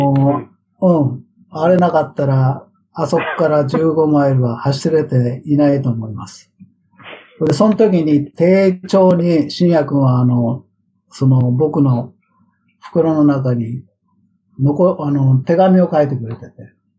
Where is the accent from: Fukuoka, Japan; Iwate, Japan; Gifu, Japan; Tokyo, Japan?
Tokyo, Japan; moved away as an adult; now in Sacramento, United States; 僕は生まれが、生まれも育ちも歌舞伎町でしょ新宿の